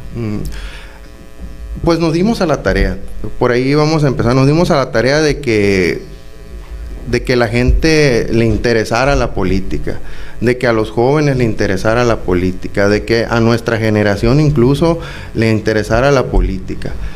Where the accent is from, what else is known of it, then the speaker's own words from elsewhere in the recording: Benito Juárez, Sonora, Mexico; Benito Juárez es mi tierra, es donde vivo